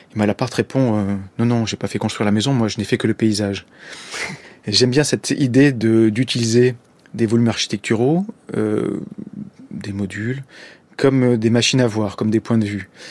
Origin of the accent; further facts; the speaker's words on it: Marseille, the Var, Provence-Alpes-Côte d'Azur, France; moved away as an adult; also born or lived in Corsica; je suis né à Marseille et j'ai vécu jusqu'à mes 20 ans à peu près dans le sud de la France, dans le Var.